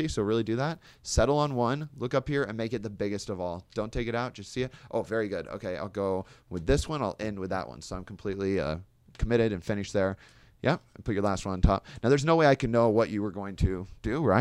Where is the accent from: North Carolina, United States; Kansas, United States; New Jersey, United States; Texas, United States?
Kansas, United States; now in Chicago, United States; I mean, I'm from Kansas originally, live in Chicago now